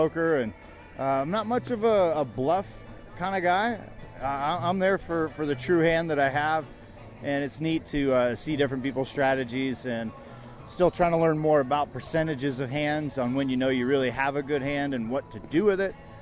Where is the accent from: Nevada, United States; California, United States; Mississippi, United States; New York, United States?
Nevada, United States; Las Vegas; My family is all from Chicago, and I was born and raised in Las Vegas